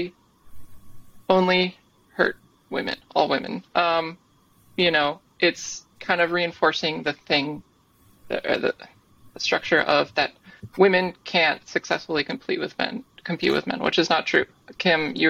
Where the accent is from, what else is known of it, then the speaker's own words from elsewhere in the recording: Minnesota, United States; moved away; also born or lived in Vermont; growing up in Minnesota, kind of the Midwest